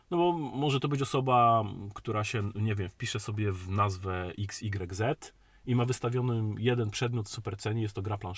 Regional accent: Silesian Voivodeship, Poland

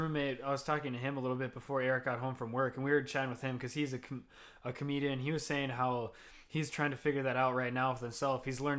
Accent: Minnesota, United States; me and her are both from Midwest. We're from Minnesota, which is very classic for Minnesota.

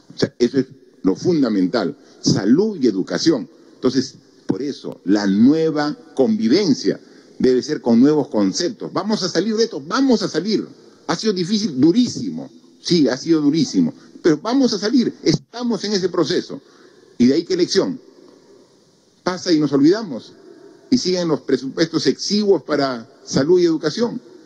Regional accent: Peru

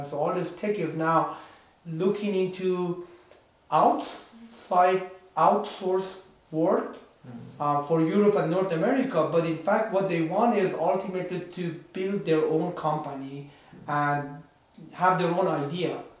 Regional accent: Iran; now in San Francisco Bay Area, United States; I'm born and raised in Iran, in Middle East. So uh, while I have been here in the United States, in the San Francisco Bay Area for a couple of decades, um, you know, I still have roots there.

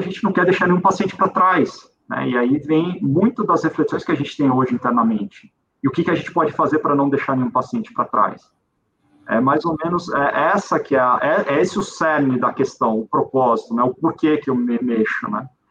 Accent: Brazil; como brasileiro

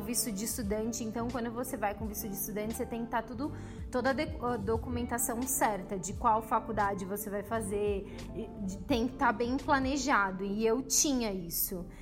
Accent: São Paulo, Brazil; Eu sou de São Paulo

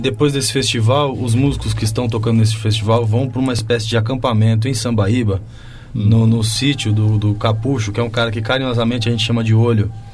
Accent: Chavantes, São Paulo, Brazil; moved away; also born or lived in Tatuí; a banda municipal lá de Chavantes, que é a minha cidade natal

